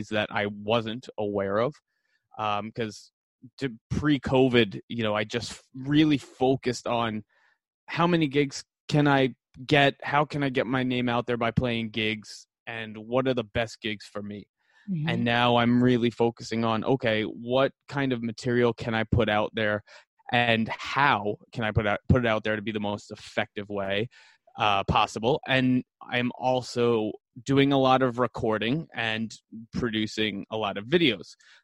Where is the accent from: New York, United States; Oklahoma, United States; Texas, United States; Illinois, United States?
New York, United States; New York City; also born or lived in East Village, New York City; I'm originally from Staten Island, and then I went to high school and college in the city